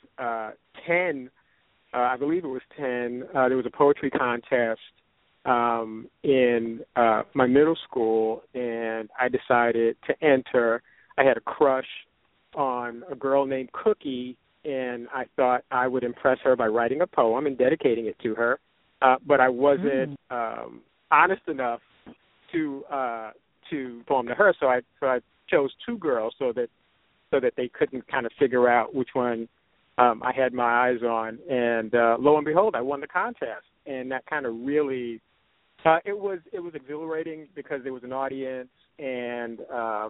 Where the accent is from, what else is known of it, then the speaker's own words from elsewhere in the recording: New York City, New York, United States; I'm from the East Coast, New York City, Brooklyn, the neighborhood of Bushwick in Brooklyn, grew up there